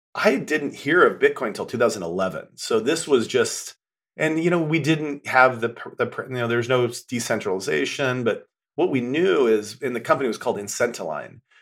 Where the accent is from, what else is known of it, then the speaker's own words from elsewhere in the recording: western Nebraska, United States; moved away; I'm from a kinda cowboy town in western Nebraska. Grew up very, very different life than I'm living now